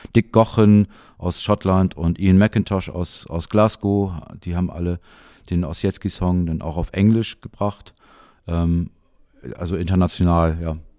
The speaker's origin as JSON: {"language": "German", "town": "Jever", "region": "Lower Saxony", "country": "Germany", "tie": "born or raised there", "said": "Ich bin in Jever aufgewachsen."}